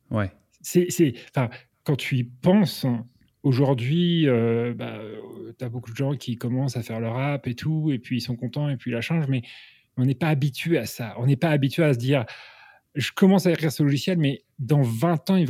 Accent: Normandy, France; moi j'ai commencé en France, je suis originaire de Normandie

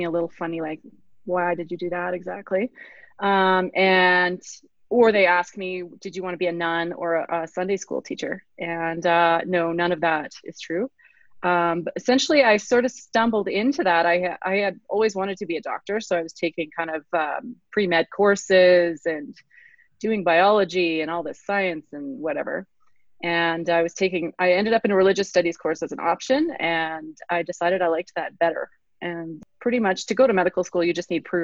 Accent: Calgary, Alberta, Canada; also born or lived in England; I grew up in Kensington in Calgary.

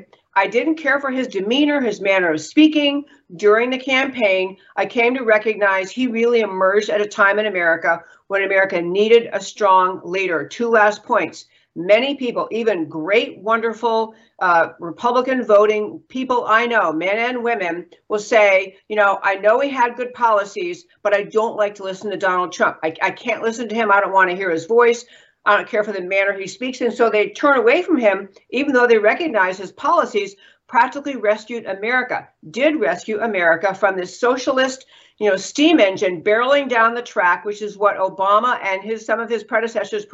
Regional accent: New York, United States; now in Texas, United States; I grew up in New York

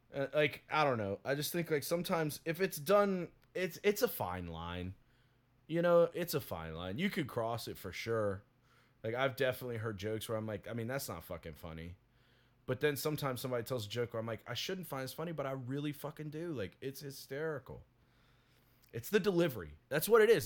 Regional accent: the South, United States; I'm from the South

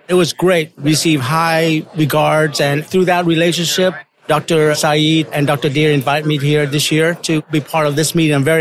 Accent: Vietnam; now in United States; I was born in Vietnam and immigrated in U.S. in 75.

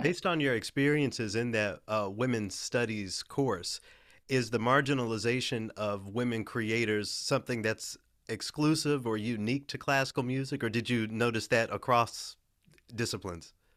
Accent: Memphis, Tennessee, United States; I'm from Memphis, you know, I'm a, a majority black city

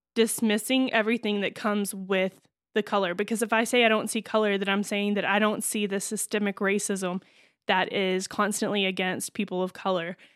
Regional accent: Texas, United States; moved away; where I grew up

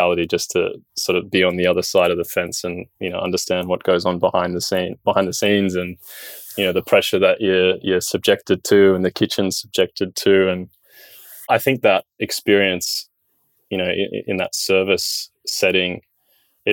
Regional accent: Sydney, New South Wales, Australia; Born and raised in Sydney

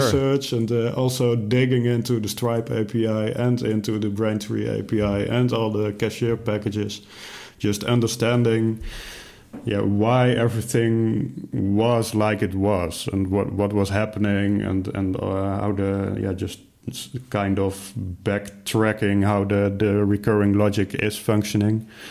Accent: Netherlands; I'm from the Netherlands

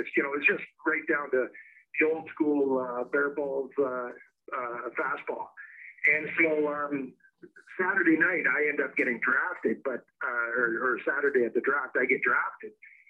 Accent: Osoyoos, British Columbia, Canada; now in Kelowna, Canada; I grew up in the Okanagan Valley in British Columbia, which is basically, there's a city called Kelowna. I grew up in Osoyoos. I live in Kelowna now

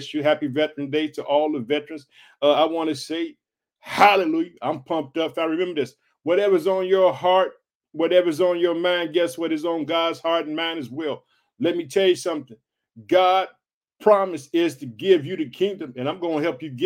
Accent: Illinois, United States; born or raised there; now in Chicago, United States

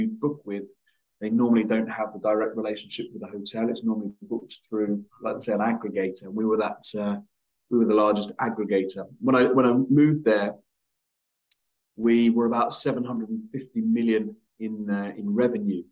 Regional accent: Luton, East of England, United Kingdom; my hometown club, which was a club called Luton Town

